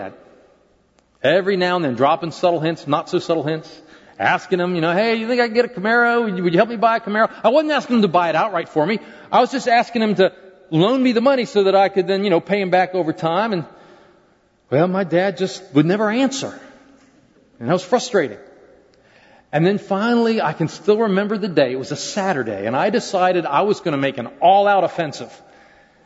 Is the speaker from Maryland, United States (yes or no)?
yes; Maryland, United States; I was growing up in Maryland at the time